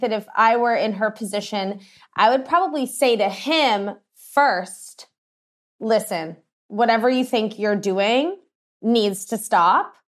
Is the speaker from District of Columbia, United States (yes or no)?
yes; Washington, District of Columbia, United States; moved away; I'm originally from Washington, D C